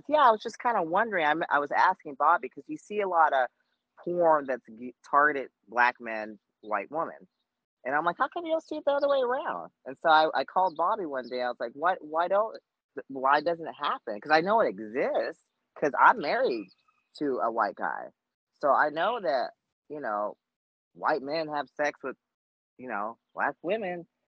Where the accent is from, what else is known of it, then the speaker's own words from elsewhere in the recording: Germany; growing up in Germany, I did see a lot of, there were some interracial marriages both ways